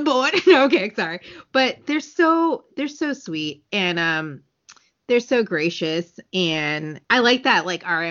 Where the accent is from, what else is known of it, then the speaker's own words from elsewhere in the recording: United States; first language English; we are American